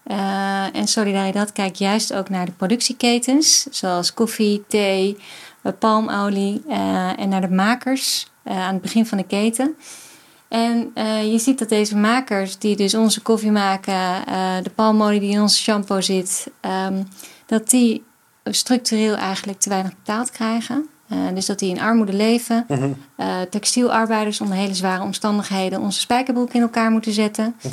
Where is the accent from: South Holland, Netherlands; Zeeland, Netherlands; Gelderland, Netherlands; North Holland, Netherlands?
North Holland, Netherlands; Weesp; Ik kom uit Weesp.